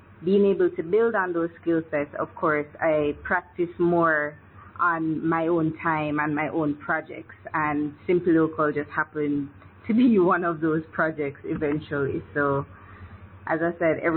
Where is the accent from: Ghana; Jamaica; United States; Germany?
Jamaica; Kingston; born or raised there